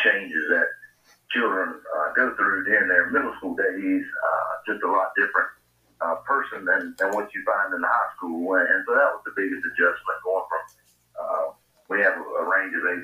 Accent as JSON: {"language": "English", "town": "Swainsboro", "region": "Georgia", "country": "United States", "tie": "born or raised there", "said": "I'm originally from Swainsboro, Georgia. I graduated from Swainsboro High School in 1998"}